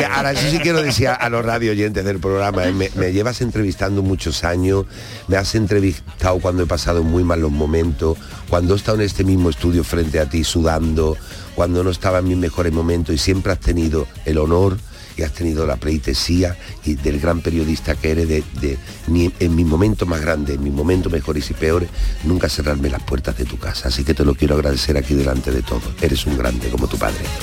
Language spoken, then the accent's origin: Spanish; Andalusia, Spain; nos diferencia en Andalucía